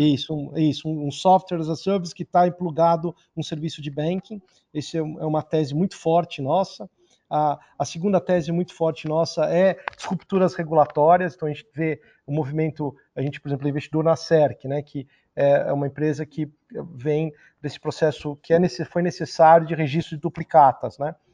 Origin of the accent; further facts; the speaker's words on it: Brazil; eu me senti muito orgulhoso como brasileiro, latino-americano